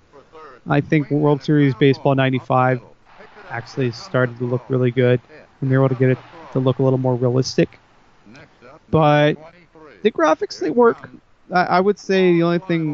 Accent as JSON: {"language": "English", "region": "Texas", "country": "United States", "said": "I'm from Texas"}